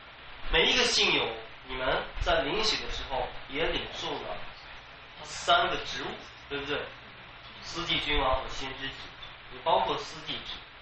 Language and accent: Chinese; China; 我们我们中国人也讲叫替罪羊，